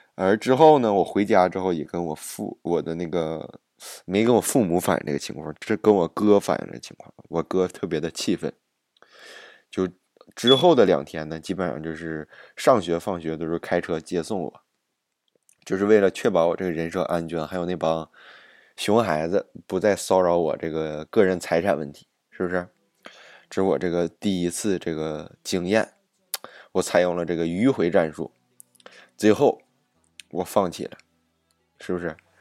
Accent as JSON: {"language": "Chinese", "town": "Jilin City", "region": "Jilin", "country": "China", "tie": "born or raised there", "accent": "Northeastern Chinese", "moved": "yes", "lives_now": "Ottawa, Canada", "said": "我的老家不是在这个吉林吗"}